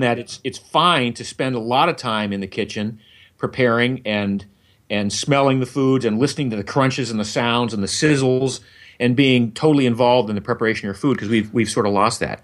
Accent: Maine, United States; I grew up in Maine

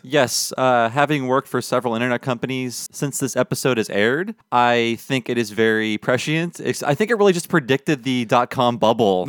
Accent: United States; I grew up in America

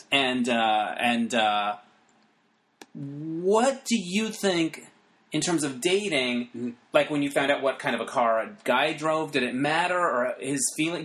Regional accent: northern Arizona, United States; I grew up in northern Arizona

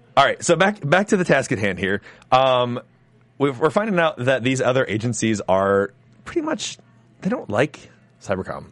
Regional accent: Ohio, United States; from Dayton, Ohio, my hometown, Ohio

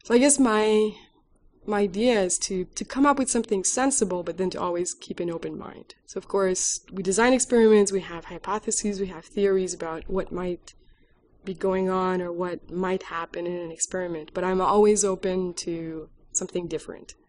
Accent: Quebec, Canada; moved away as an adult; also born or lived in Alberta, Canada; now in Austin, United States; I'm originally from Quebec

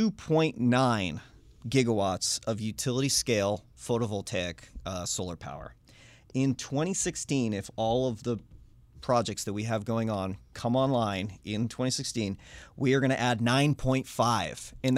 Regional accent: New Hampshire, United States; My home state.

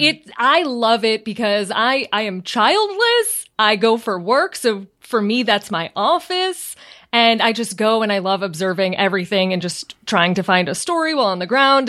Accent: outside Chicago, Illinois, United States; moved away as an adult; also born or lived in New York; now in California, United States; I grew up outside Chicago

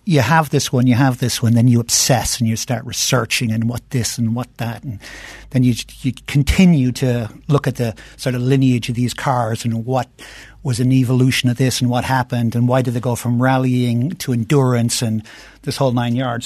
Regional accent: Ireland; moved away as an adult; now in United States; I grew up in Ireland, and, um, uh, in the sixties and seventies

